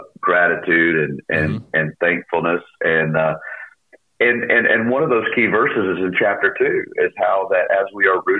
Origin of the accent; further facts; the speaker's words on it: Charlotte, North Carolina, United States; I pastor in Charlotte, North Carolina, at Laurel Baptist Church, a church that we replanted 13 years ago here in my hometown. I was raised here